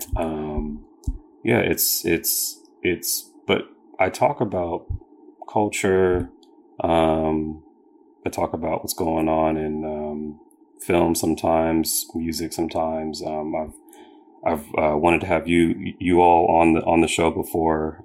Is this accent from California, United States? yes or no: yes; Sacramento, California, United States; I grew up in Sacramento